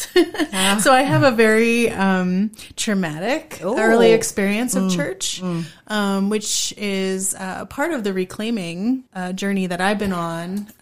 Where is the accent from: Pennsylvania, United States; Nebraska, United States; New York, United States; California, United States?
Pennsylvania, United States; rural; now in Harrisonburg, United States; I grew up in rural Pennsylvania